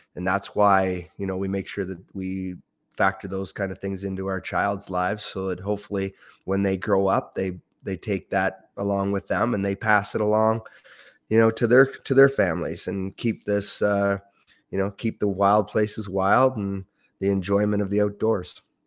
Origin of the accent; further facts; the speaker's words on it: Ontario, Canada; moved away as an adult; also born or lived in Windsor, Ontario; now in Yukon, Canada; it was a great childhood growing up in Ontario.